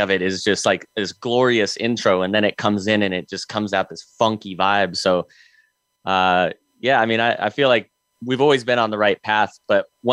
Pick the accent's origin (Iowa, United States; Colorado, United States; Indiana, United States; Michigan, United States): Colorado, United States; growing up in Colorado